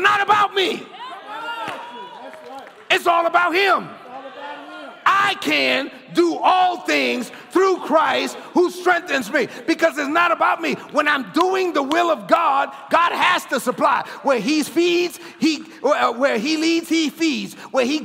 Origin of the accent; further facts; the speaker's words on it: New York City, New York, United States; I grew up in East New York, Brooklyn. I'm the first of my family born in the United States